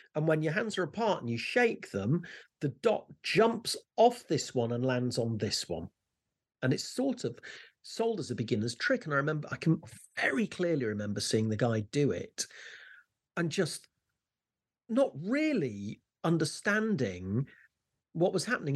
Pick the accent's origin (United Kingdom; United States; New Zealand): United Kingdom; Leicester, East Midlands; I used to walk to school, I'm from Leicester, and I used to walk to school every day